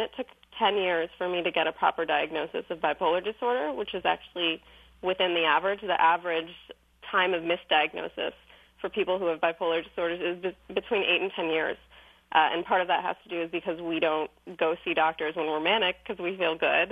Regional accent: Iran; moved away; I'm originally from Iran

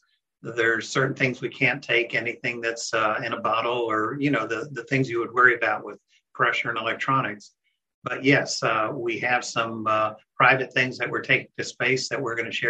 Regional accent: Central Florida, United States; I was raised in Central Florida

